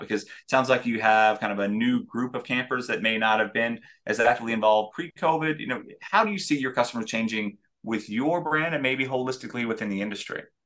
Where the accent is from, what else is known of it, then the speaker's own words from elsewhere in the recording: Denver, Colorado, United States; growing up in Denver